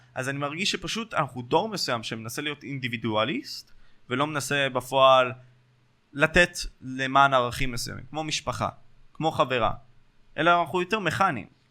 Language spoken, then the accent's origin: Hebrew; Ashkelon, Southern District, Israel; אצלנו באשקלון